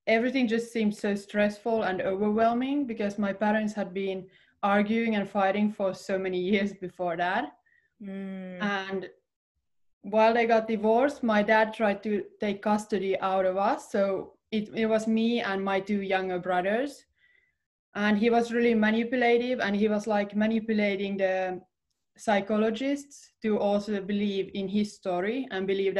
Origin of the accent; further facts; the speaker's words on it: Finland; right now I'm in Finland. That's where I'm based. That's my home country